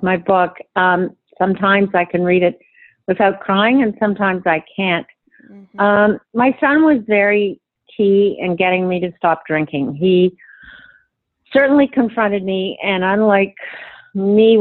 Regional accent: Canada; for me as a Canadian

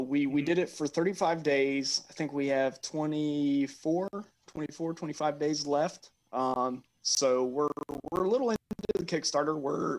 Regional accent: Germany; I grew up in Germany. So we were always off of the military bases, which means we were, you know, there with the locals.

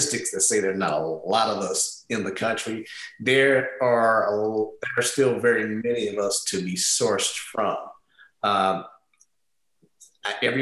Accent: St. Louis, Missouri, United States; moved away as an adult; fortunate enough to go to the math and science high school in my hometown. I'm from St. Louis

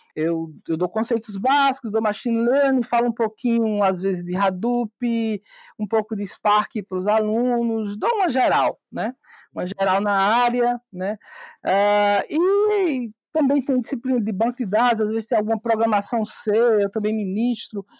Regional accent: Campina Grande, Paraíba, Brazil; sou de Campina Grande, Paraíba

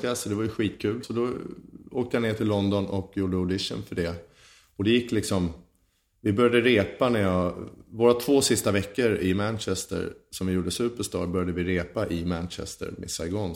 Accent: Huddinge, Stockholm County, Sweden; född och uppvuxen i Huddinge 1975 föddes jag.

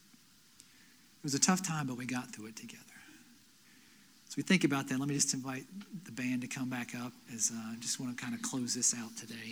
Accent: Asheville, North Carolina, United States; also born or lived in Lenoir, North Carolina; I grew up in Asheville. Moved to Lenoir between my freshman year of high school and my sophomore year of high school

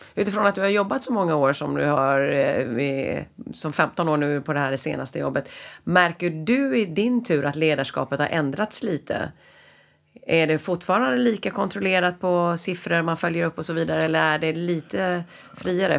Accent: Sweden

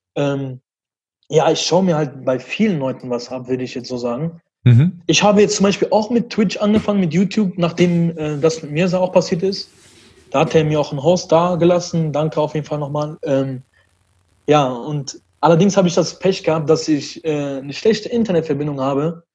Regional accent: Düsseldorf, North Rhine-Westphalia, Germany; also born or lived in Brussels, Belgium; ich bin aus Düsseldorf. Ich bin in Belgien geboren, in Brüssel und bin mit zwei Jahren dann hier rübergekommen mit meinen Eltern

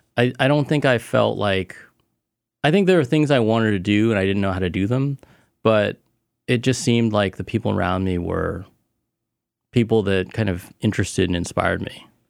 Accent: Cupertino, California, United States; also born or lived in Illinois / Plano, Texas / Richardson, Texas / Taiwan; I spent most of my life in the Bay Area, mm-hmm. Cupertino.

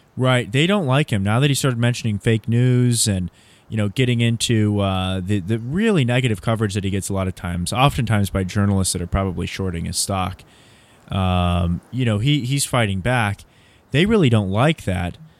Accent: Southern California, United States; I grew up in Southern California

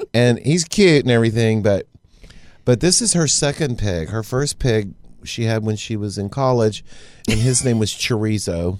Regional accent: Baytown, Texas, United States; growing up in Baytown

